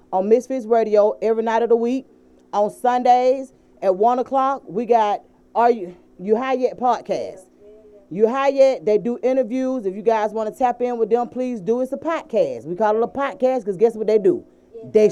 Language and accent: English; Atlanta, Georgia, United States; when you from Atlanta, it's so weird how we do things